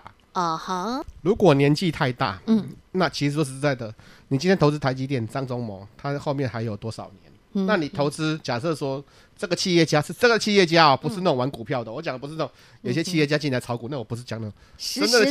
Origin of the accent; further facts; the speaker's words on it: Taiwan; 我们台湾人